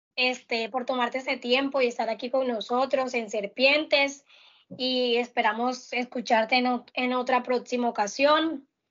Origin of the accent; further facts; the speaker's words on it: La Guajira, Colombia; Yo, que soy de La Guajira